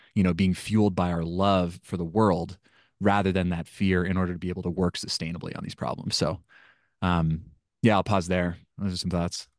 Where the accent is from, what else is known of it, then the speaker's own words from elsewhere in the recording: Washington, United States; I grew up in Washington State and my family spent a lot of time camping